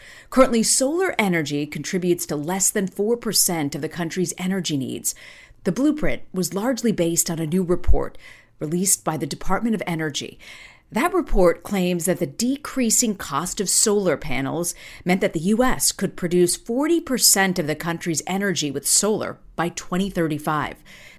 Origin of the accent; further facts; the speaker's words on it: Florida, United States; moved away; I'm also from Florida. Love my home state of Florida.